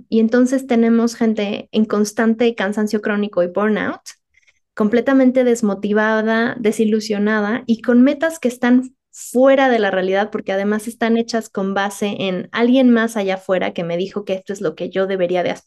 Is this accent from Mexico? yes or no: yes; Mexico City, Mexico; que yo crecí en la Ciudad de México, entonces entiendo perfectamente esto